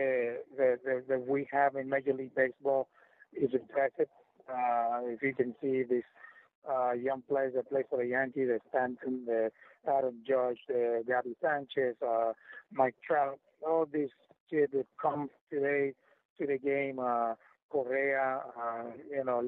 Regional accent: Puerto Rico; first language Spanish; English is a second language; that's my first language, right? I'm from Puerto Rico

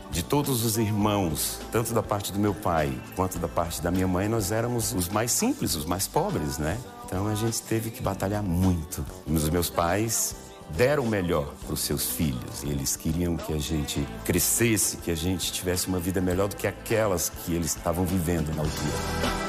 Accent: Goiânia, Goiás, Brazil; moved away; also born or lived in Porto Franco, Maranhão, Brazil; nós saímos de Porto Franco, fomos para Goiânia, mil e tal quilômetros de distância

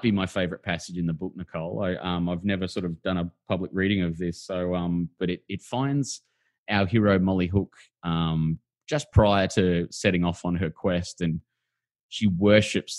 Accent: Brisbane, Queensland, Australia; I knew them in the 1980s in Housing Commission Brisbane

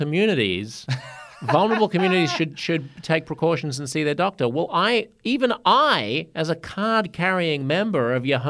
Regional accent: Australia; That's why I'm Australian, not Canadian or American.

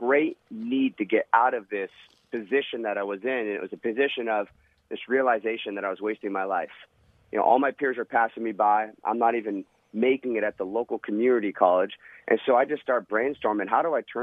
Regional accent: Huntington Beach, California, United States; I'll be back in my hometown, Huntington Beach, California

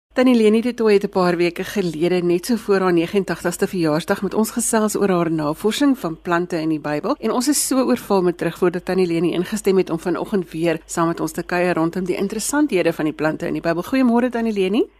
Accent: Gauteng, South Africa; as 'n kind het ek ek in Gauteng groot geword

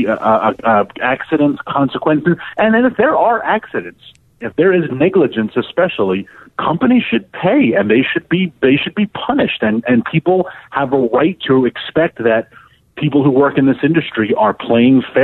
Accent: New York, United States; I am a New Yorker

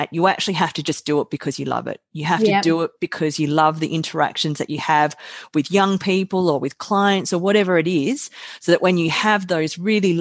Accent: Australia; also born or lived in South Korea; I was adopted from South Korea when I was 8 months of age. So I came to Australia. I have two beautiful parents and a sister who's 10 months younger than myself. She's my parents' natural biological daughter, and we grew up

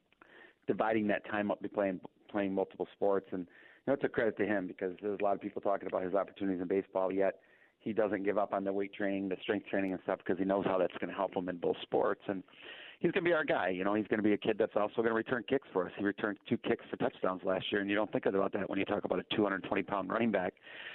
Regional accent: Muskegon, Michigan, United States; I'm from Muskegon, born and raised in Muskegon

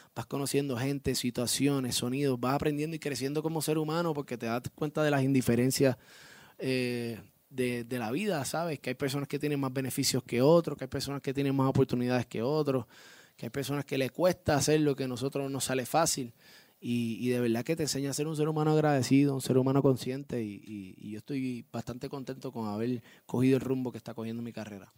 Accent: Puerto Rico; Yo obviamente salgo de Puerto Rico, vivo, nacido y criado en Puerto Rico, orgulloso de ser puertorriqueño

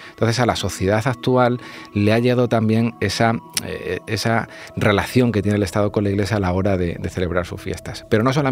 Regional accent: Extremadura, Spain; yo que soy extremeño, ¿no? San Sebastián, pues se celebra en varios pueblos de una manera diferente. Por ejemplo, en Piornal, el jarramplas

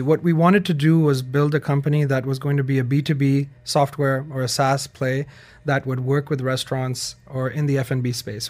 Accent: Pakistan; moved away as an adult; I'm from Pakistan

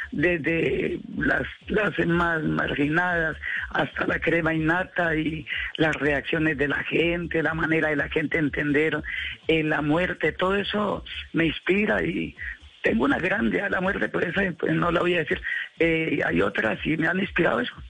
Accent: Cúcuta, Norte de Santander, Colombia; mi Cúcuta, o sea, a mi tierra natal

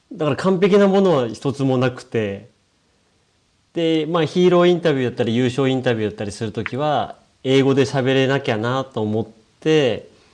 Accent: Shimokawa, Hokkaido, Japan; 北海道の下川町という小さな町

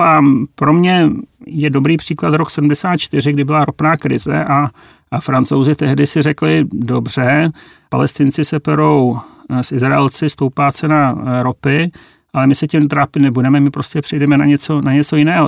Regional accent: Czechia; my jako Češi

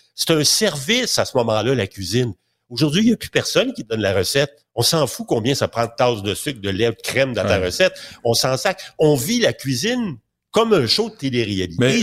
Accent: Quebec, Canada; chez nous au Québec

